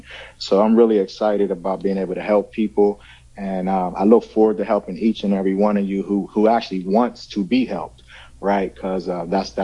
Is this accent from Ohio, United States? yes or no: no; Pittsburgh, Pennsylvania, United States; from Pittsburgh, Pennsylvania